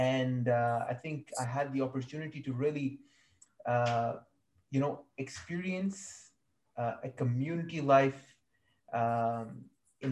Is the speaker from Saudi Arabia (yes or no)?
yes; Saudi Arabia; moved away as an adult; also born or lived in Kashmir (family) / Malaysia; I was born in Saudi Arabia. My family is from Kashmir